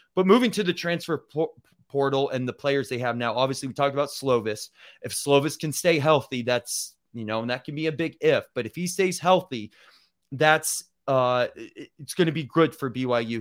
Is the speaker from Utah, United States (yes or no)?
yes; Provo, Utah, United States; I was born in Provo